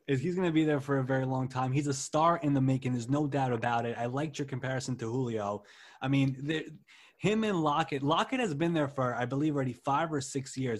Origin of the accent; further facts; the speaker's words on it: New York, United States; And we're both from New York.